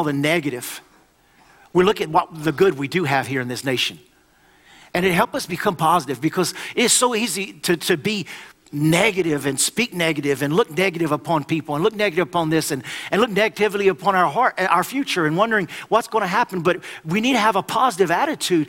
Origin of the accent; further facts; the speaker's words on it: United States; I am obligated as an American